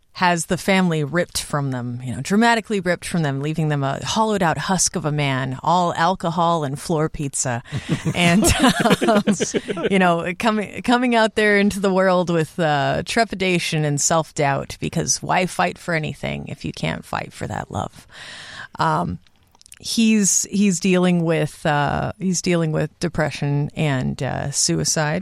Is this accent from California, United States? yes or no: yes; Southern California, United States; my dad is in local politics in my hometown in Southern California